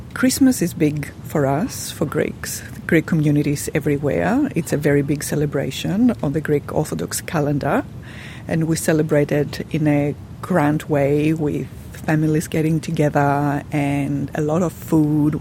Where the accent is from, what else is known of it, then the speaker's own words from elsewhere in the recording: Pakistan; now in Australia; I'm from Pakistan originally.